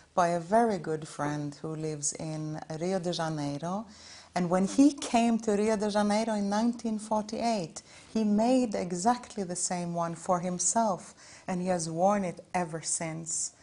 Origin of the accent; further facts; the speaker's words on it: Norway; I come from Norway